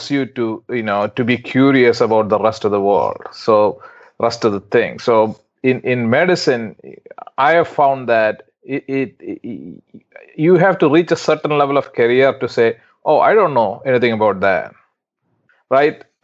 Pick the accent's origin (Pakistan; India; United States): India; moved away as an adult; I was in India. I came from India, so I was making a decision whether I should come over here or not. It was a big move, right?